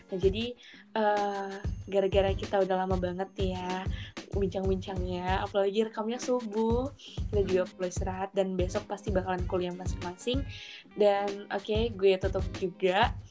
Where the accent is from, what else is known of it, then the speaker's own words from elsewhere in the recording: North Sumatra, Indonesia; Sumatera Utara, Sumatera Utara sebenarnya.